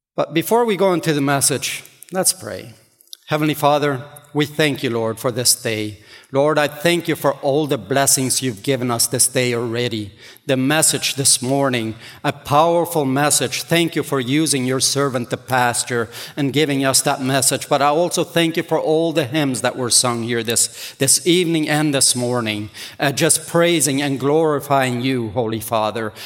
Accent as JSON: {"language": "English", "region": "Ontario", "country": "Canada", "tie": "born or raised there", "second_language": "English", "said": "I grew up here in Ontario"}